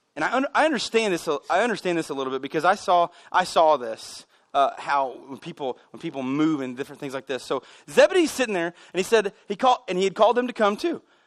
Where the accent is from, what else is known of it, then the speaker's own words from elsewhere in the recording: United States; I grew up here in America